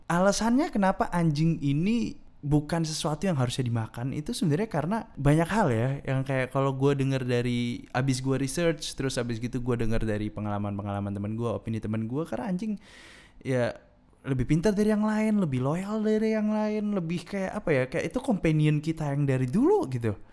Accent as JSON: {"language": "Indonesian", "region": "East Java", "country": "Indonesia", "said": "gue kasih pandangan tentang hal ini di daerah gue di daerah gue di Madura ini majority of the people are Muslim kan"}